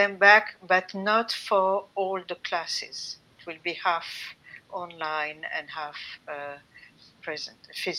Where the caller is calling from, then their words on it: France; I'm calling from France. I'm now in the south of France, along the Mediterranean, and enjoying summertime and vacations.